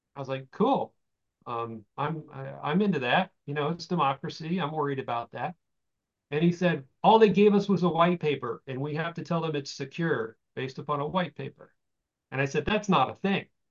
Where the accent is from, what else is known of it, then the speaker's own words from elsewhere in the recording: Florida, United States; moved away as an adult; also born or lived in California; I was from Florida